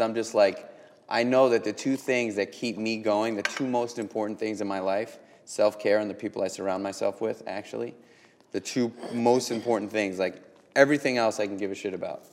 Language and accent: English; New York City, New York, United States; born and raised in New York just like me